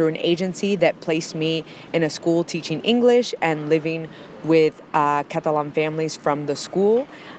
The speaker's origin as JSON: {"language": "English", "town": "Los Angeles", "region": "California", "country": "United States", "moved": "as an adult", "lives_now": "Barcelona, Spain", "said": "I'm from Los Angeles, California, but I've been living in Barcelona for the last 7 years."}